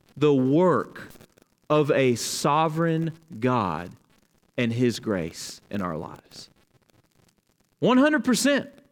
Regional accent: Dothan, Alabama, United States; now in Kentucky, United States; they both live in my hometown, Dothan, Alabama

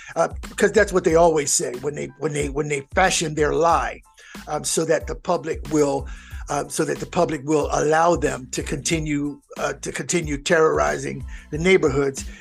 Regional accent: Philadelphia, Pennsylvania, United States; now in Georgia, United States; I am from Philadelphia.

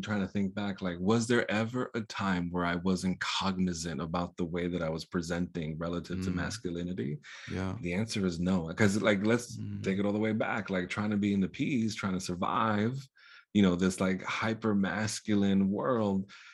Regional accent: New York, United States; first language Spanish; English is a second language; growing up in poverty, growing up in New York, being caribeño

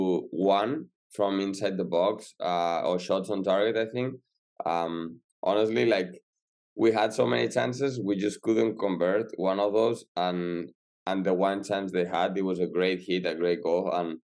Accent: Salou, Catalonia, Spain; moved away as an adult; now in Pittsburgh, United States; I'm from near Barcelona in Spain. In a small town called

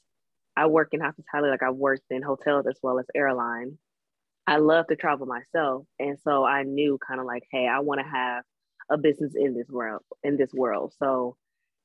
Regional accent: Detroit, Michigan, United States; I'm from Detroit.

